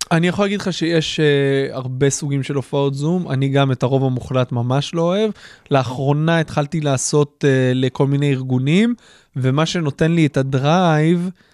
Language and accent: Hebrew; Haifa, Haifa District, Israel; כשאני גדלתי באזור חיפה